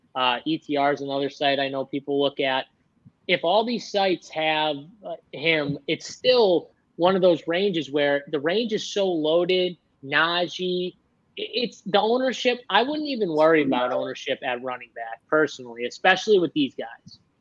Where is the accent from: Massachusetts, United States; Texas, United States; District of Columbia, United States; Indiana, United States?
Massachusetts, United States; Boston; we're from Boston